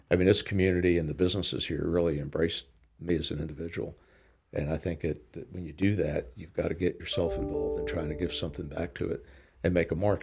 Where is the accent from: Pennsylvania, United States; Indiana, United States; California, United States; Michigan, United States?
Pennsylvania, United States; Pittsburgh; now in Lynchburg, United States; I grew up in Pittsburgh in a, in a very ethnic neighborhood